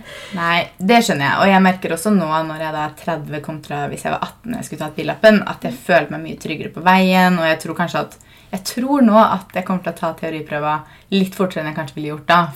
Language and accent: Norwegian; Fredrikstad, Østfold, Norway; moved away; jeg er jo fra Fredrikstad